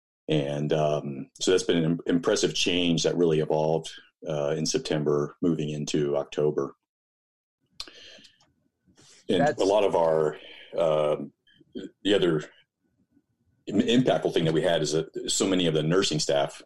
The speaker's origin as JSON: {"language": "English", "town": "Dallas", "region": "Texas", "country": "United States", "tie": "born or raised there", "also_born_or_lived": "Houston, Texas / Hawaii", "moved": "as an adult", "lives_now": "Boulder, United States", "said": "I was born and raised in Texas, grew up in Dallas"}